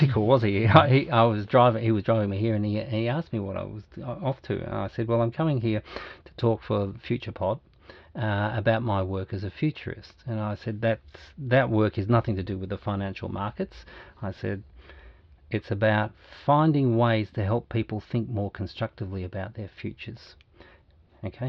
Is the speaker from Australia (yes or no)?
yes; Australia; Me as a guy who's 60, been born and bred in Australia, white to the back teeth